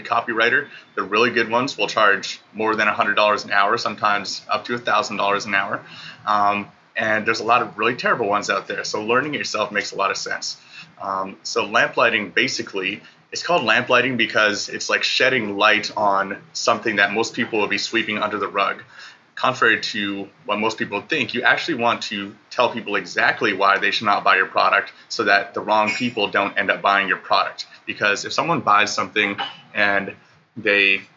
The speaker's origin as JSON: {"language": "English", "country": "Canada", "moved": "as an adult", "lives_now": "Bali, Indonesia", "said": "I left Canada, my home country, a little over a year ago."}